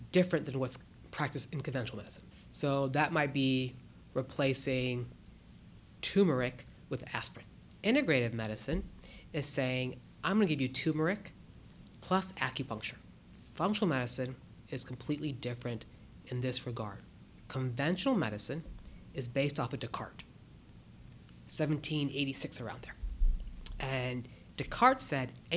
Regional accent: Akron, Ohio, United States; also born or lived in Boston; now in Columbus, United States; I was born and raised up in Akron

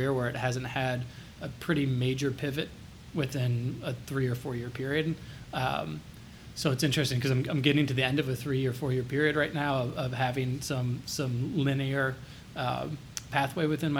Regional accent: Dayton, Ohio, United States; I grew up in Dayton, Kettering area.

